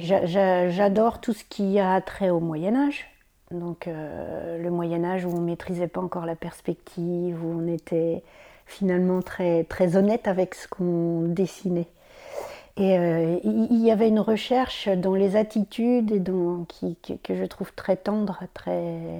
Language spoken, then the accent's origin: French; Champagne, Grand Est, France; moved away as an adult; now in Brittany, France; Ça fait presque 20 ans que j'habite en Bretagne. Normalement, je suis champenoise